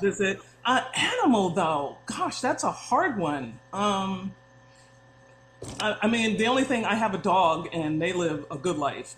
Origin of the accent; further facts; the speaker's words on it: Long Island, New York, United States; moved away as an adult; now in San Diego, United States; I grew up in New York